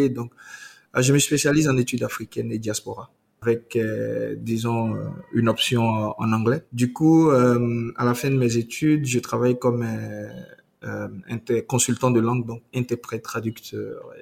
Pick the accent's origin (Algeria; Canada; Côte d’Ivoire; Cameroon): Côte d’Ivoire; moved away as an adult; now in Benin; je nais de parents béninois qui sont expatriés en Côte d'Ivoire. Je suis ivoirien. Euh, voilà, donc euh, bah, je, je, fais mon cursus euh, primaire et secondaire en Côte d'Ivoire.